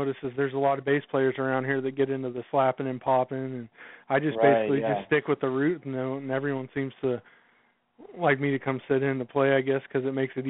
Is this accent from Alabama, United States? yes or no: no; Oregon, United States; I'm from Oregon.